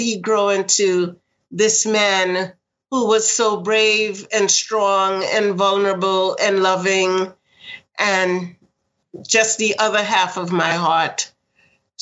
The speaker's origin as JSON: {"language": "English", "town": "New York City", "region": "New York", "country": "United States", "tie": "born or raised there", "said": "I grew up in Queens, and it was a small writing community."}